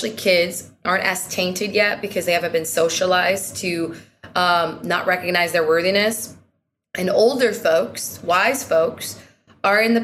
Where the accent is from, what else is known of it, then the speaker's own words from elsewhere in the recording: Seattle, Washington, United States; I'm from Seattle